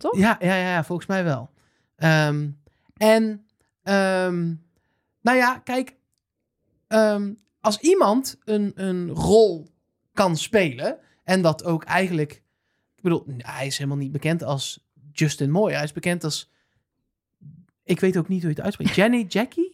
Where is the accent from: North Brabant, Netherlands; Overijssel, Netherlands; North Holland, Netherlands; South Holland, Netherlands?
North Brabant, Netherlands; als Brabander